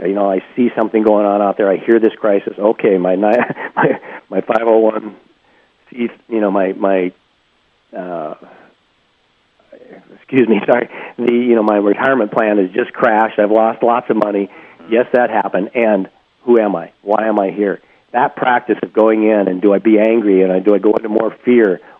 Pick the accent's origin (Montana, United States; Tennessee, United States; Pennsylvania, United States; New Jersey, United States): Montana, United States; I grew up in Montana.